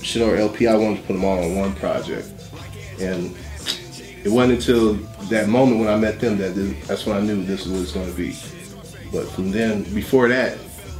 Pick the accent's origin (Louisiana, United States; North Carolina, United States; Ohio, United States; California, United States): California, United States; moved away; growing up in California